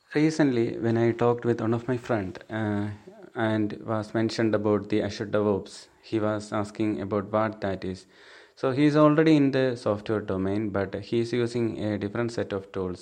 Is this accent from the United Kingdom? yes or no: no; Thiruvananthapuram, Kerala, India; I'm from Thiruvananthapuram, Kerala state.